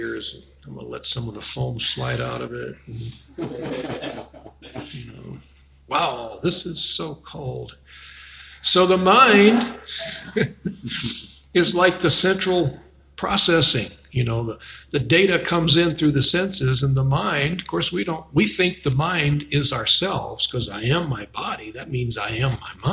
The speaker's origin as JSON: {"language": "English", "town": "Chicago", "region": "Illinois", "country": "United States", "tie": "born or raised there", "moved": "yes", "lives_now": "Arizona, United States", "said": "when I was a kid, I grew up in Chicago"}